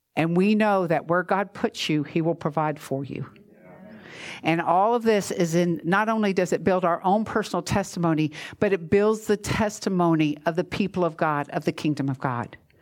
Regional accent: Georgia, United States; now in Florida, United States; I'm from Georgia, which you know that when it snows, we close

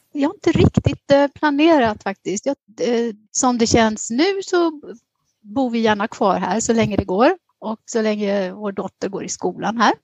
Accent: Västergötland, Västra Götaland, Sweden; moved away as an adult; now in Athens, Greece; jag är född och uppvuxen i Västergötland

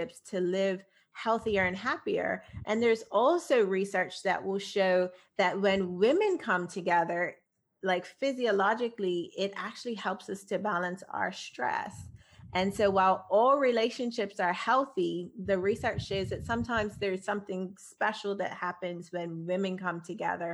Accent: Bermuda; I grew up in Bermuda

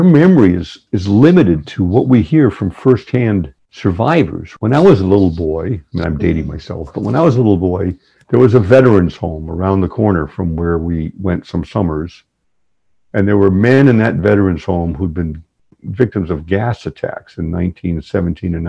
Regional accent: New England, United States; I grew up in New England, and my family's been in New England forever.

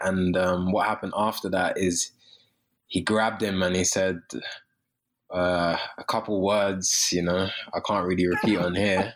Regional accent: London, United Kingdom; moved away; I'm from London.

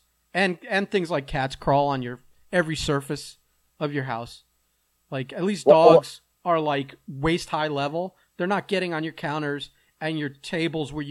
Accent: South Florida, United States; you and I grew up in South Florida

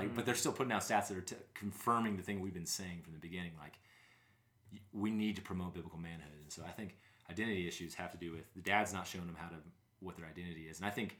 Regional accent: Southern United States, United States; now in Wyoming, United States; which I'm from the South and I'm like, I live in Wyoming.

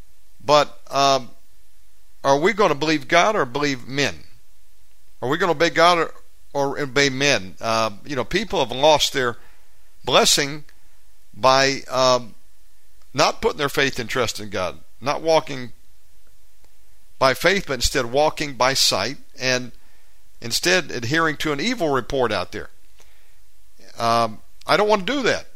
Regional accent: Georgia, United States; the state of Georgia, my home state

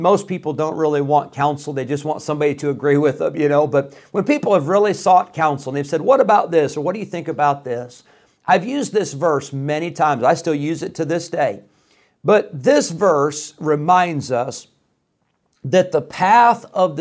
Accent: Rockford, Illinois, United States; also born or lived in Geneseo, Illinois; My family, we moved from Rockford, Illinois when I was 16. So this was 1995.

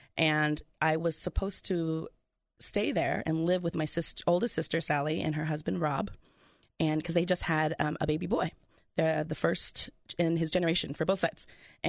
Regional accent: California, United States; I was already cool because I was from California.

